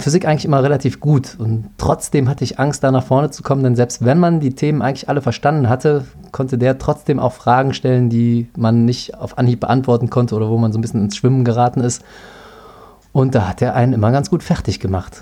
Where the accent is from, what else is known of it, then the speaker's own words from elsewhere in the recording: Cologne, North Rhine-Westphalia, Germany; ich bin in Ports zur Schule gegangen, Köln-Ports